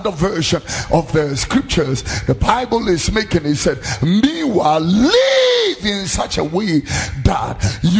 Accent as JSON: {"language": "English", "town": "Accra", "region": "Greater Accra", "country": "Ghana", "tie": "born or raised there", "also_born_or_lived": "Tesano, Accra", "said": "I was born here in Tesano and grew up in Fadama and Abekam"}